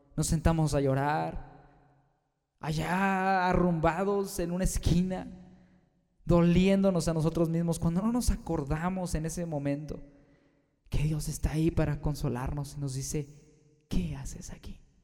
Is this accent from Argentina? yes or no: no; Mexico; Aquí en mi país, México